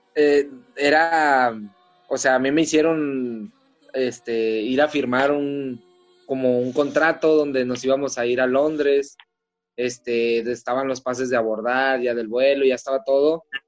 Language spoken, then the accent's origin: Spanish; Comarca Lagunera, Mexico; De acá de la comarca lagunera